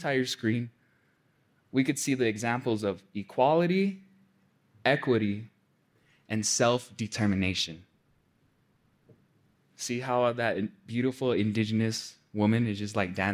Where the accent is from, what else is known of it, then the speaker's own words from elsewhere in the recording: Pueblo of Acoma, New Mexico, United States; I'm from the Pueblo of Acoma